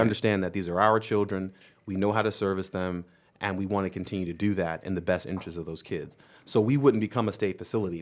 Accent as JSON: {"language": "English", "region": "New York", "country": "United States", "tie": "born or raised there", "moved": "yes", "said": "my home state"}